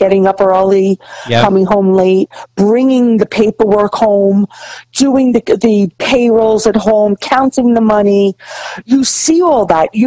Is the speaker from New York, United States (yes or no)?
yes; New York City, New York, United States; I grew up in the Bronx in Throgs Neck